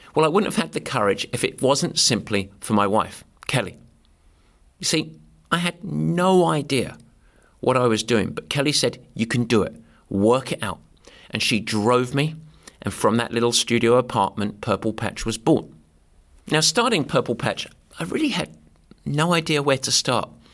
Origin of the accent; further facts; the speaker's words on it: Southend-on-Sea, East of England, United Kingdom; moved away; I grew up in a town called Southend, which is in Essex in England